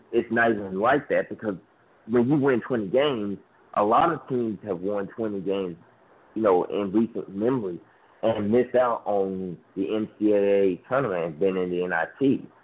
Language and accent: English; Memphis, Tennessee, United States; my hometown team, uh, my hometown Memphis Tigers